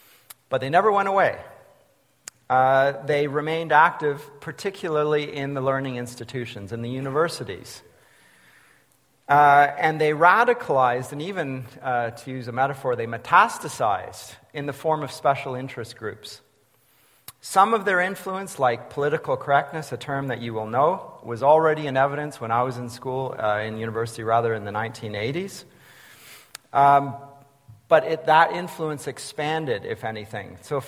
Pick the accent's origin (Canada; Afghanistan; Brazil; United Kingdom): Canada; moved away as an adult; also born or lived in Germany; as a Canadian growing up in the 70s and 80s